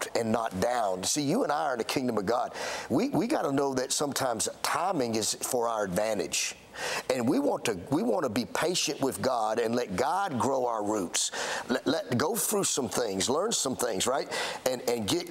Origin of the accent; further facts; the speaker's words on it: Alabama, United States; I'm from Alabama